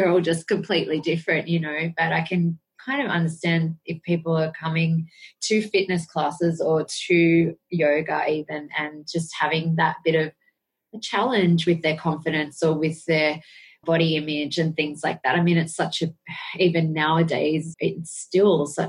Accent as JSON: {"language": "English", "town": "Sydney", "region": "New South Wales", "country": "Australia", "tie": "born or raised there", "said": "I grew up in Sydney, Australia, in the suburb of Picnic Point."}